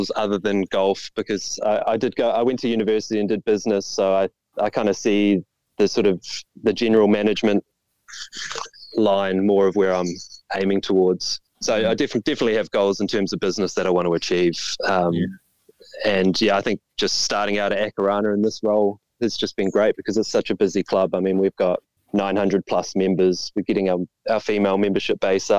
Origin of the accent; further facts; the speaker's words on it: New Plymouth, Taranaki, New Zealand; now in Auckland, New Zealand; I grew up at New Plymouth, which is by the sea